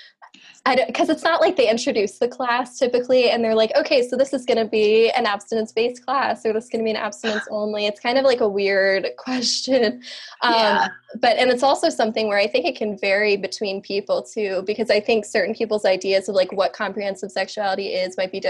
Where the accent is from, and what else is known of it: Delaware, United States; born or raised there